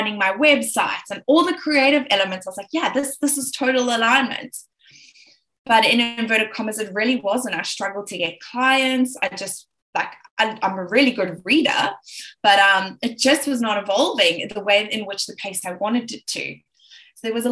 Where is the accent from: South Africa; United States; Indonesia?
South Africa; Johannesburg, Gauteng; accent: South African; I'm South African. I'm originally from Johannesburg, South Africa